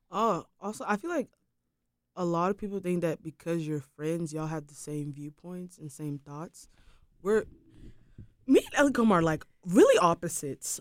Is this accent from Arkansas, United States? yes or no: no; Durham, North Carolina, United States; I grew up in Durham